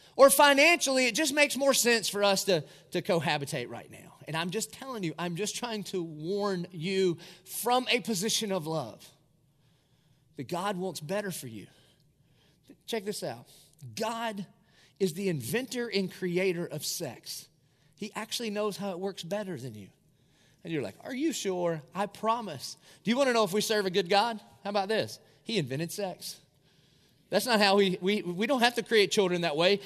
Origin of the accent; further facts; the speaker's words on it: Dillon, United States; moved away; it's a great place to be from. I'm from Dillon